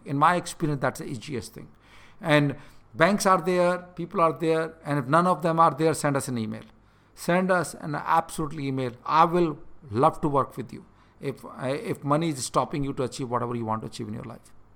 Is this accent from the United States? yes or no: no; India; moved away; I'm in India right now, and this is the part of the world I grew up